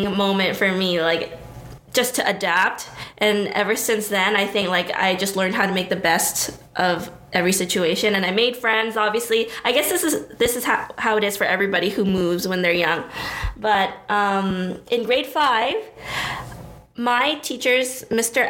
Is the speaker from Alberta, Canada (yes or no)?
no; Brampton, Ontario, Canada; also born or lived in Toronto; I guess I'll consider Brampton where I grew up, because I moved here in grade three